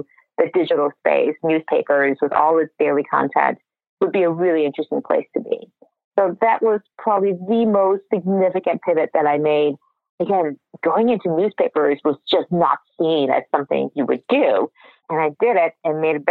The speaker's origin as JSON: {"language": "English", "town": "Detroit", "region": "Michigan", "country": "United States", "tie": "born or raised there", "also_born_or_lived": "Massachusetts / Silicon Valley", "moved": "as an adult", "said": "I was born in Detroit, grew up in Detroit area, to two wonderful parents who immigrated to the United States"}